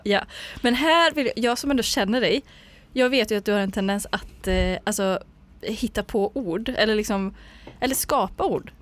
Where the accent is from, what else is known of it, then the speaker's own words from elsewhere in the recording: Ulricehamn, Västra Götaland, Sweden; now in Gothenburg, Sweden; jag är från Ulricehamn